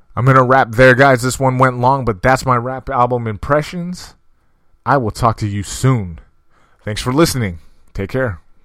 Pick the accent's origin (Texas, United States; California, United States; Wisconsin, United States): California, United States; I'm from California.